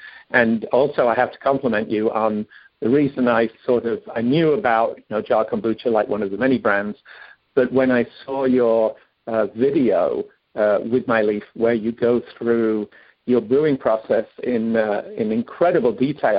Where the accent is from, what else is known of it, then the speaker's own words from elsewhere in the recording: England, United Kingdom; moved away as an adult; I'm from England originally, even though I haven't lived there 40 years.